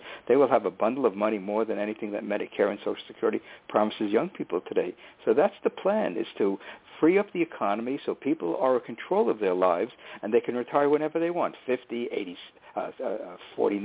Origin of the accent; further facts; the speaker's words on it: New York City, New York, United States; also born or lived in Manhattan, New York; when I entered second grade when we moved from Manhattan to the Bronx